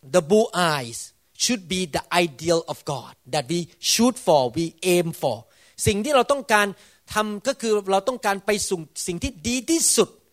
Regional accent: Thailand; ผมโตมาในประเทศไทย

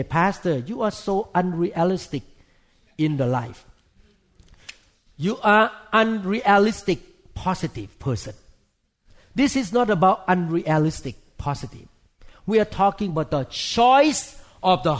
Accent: Thailand; moved away; I grew up in Thailand

